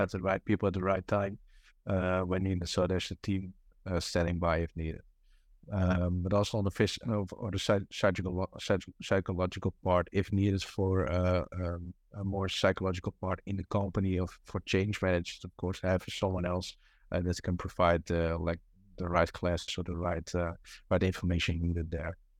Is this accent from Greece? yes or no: no; Amsterdam, North Holland, Netherlands; English is a second language; moved away; it was back home, uh, because I'm from Amsterdam